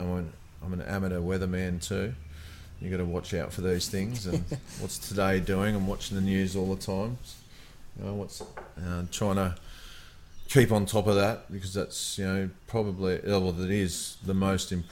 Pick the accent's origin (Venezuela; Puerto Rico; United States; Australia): Australia; Sydney, New South Wales; growing up in Sydney